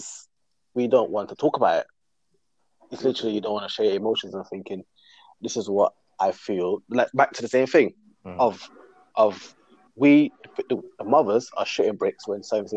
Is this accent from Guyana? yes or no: yes; Guyana; moved away; I was born in Guyana